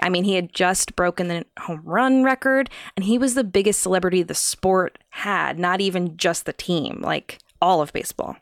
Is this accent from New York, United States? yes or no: yes; New York, United States; I was born in New York